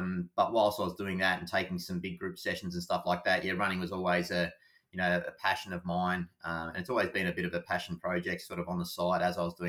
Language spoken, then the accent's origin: English; Anglesea, Victoria, Australia; I grew up in Anglesey, so always a really passionate runner